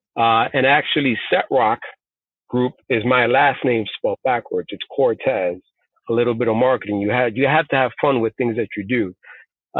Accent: New York City, New York, United States; first language Spanish; English is a second language; also born or lived in Puerto Rico / South Bronx; I grew up in the rough streets of Bushwick, Brooklyn, moved to the South Bronx to a housing project

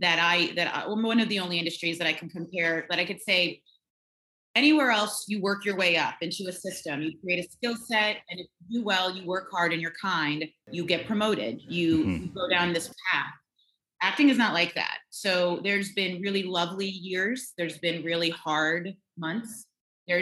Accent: Raleigh, North Carolina, United States; also born or lived in Staten Island, New York; when I moved to North Carolina from New York, looking back, my mother, I think, was dealing with that big move from Staten Island to Raleigh, North Carolina.

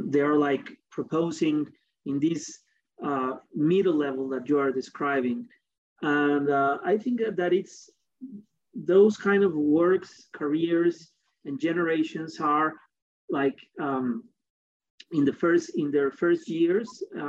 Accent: Mexico; also born or lived in United States; I'm Mexican, I'm not German or whatever. I was born in Latin America, and I have been living here most of my life.

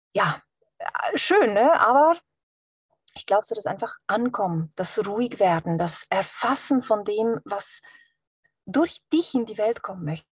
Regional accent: Switzerland; Ich bin ja auch Schweizerin

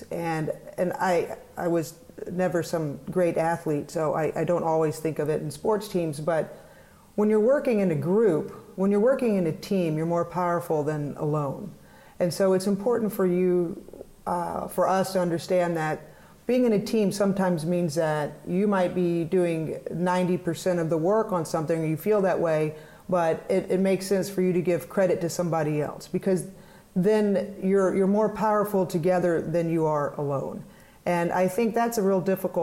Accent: Fort Worth, Texas, United States; moved away; also born or lived in Durham, North Carolina; I grew up in Fort Worth

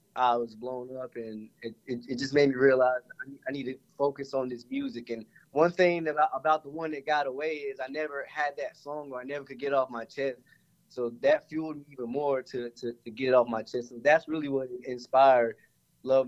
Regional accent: Clinton, North Carolina, United States; moved away as an adult; now in Atlanta, United States; So originally from Clinton, North Carolina, there ain't really much if anyone's ever been out there. It's basically farmlands

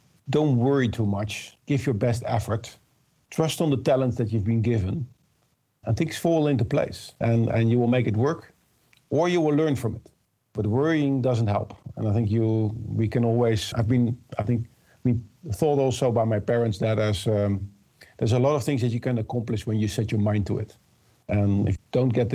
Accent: Rotterdam, South Holland, Netherlands; I'm originally from Rotterdam area

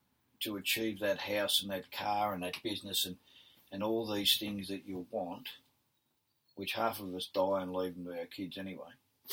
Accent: Victoria, Australia; moved away as an adult; I moved to Perth, Central Coast, when I was from Victoria in the Army

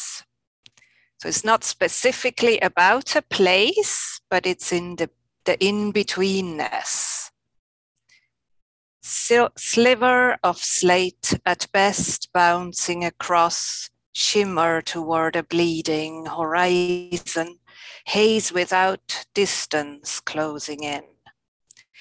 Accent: Alsace, Grand Est, France; now in Maryland, United States; I grew up with a wide view of hills, the Alsace to be specific.

